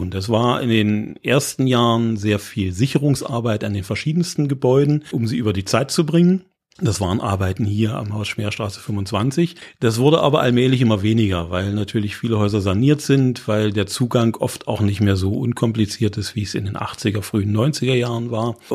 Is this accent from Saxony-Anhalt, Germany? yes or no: yes; Magdeburg, Saxony-Anhalt, Germany; now in Halle, Germany; Ich stamme aus Magdeburg und ich teile nicht die Vorbehalte, die in Halle leider immer noch verbreitet sind äh, über die Stadt.